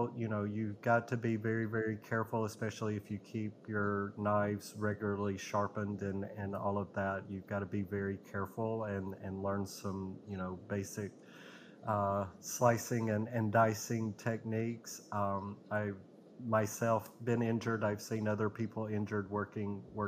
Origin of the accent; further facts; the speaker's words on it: Gadsden, Alabama, United States; also born or lived in Birmingham, Alabama; Gadsden, Alabama is where I was raised.